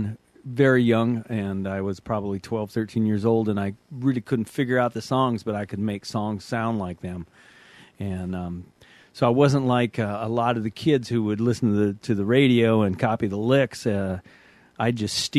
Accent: Tacoma, Washington, United States; I was raised in the Northwest

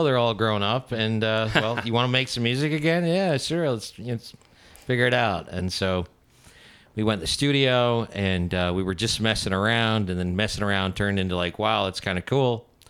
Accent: Seattle, Washington, United States; And we are from Seattle

